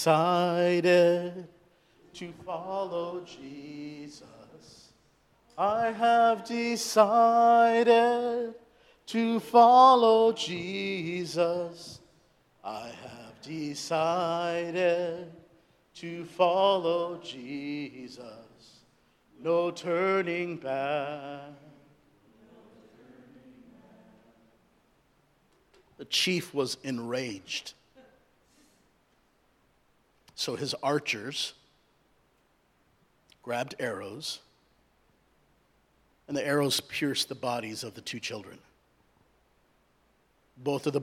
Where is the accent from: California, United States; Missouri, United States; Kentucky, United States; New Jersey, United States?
California, United States; Southern; also born or lived in India; I was born in India. I was raised in Southern California